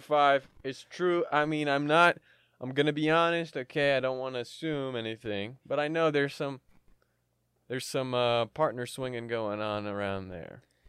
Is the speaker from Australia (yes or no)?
no; Canada; I'm Canadian, and we respect the queen up here